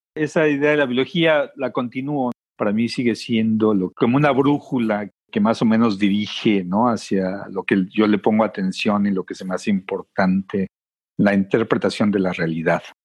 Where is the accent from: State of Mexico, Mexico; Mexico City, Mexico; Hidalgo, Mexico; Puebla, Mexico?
Mexico City, Mexico; moved away as an adult; now in United States; crecí este, en una ciudad muy grande, que sin embargo el medio ambiente, aunque esté modificado, todavía existe, todavía lo ves. Mucha gente eh, al lugar de donde vengo le dice el Valle de México